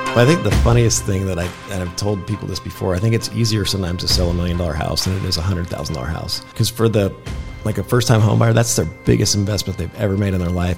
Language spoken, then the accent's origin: English; Kansas, United States; moved away as an adult; also born or lived in Chicago / Colorado; now in North Idaho, United States; I grew up in Kansas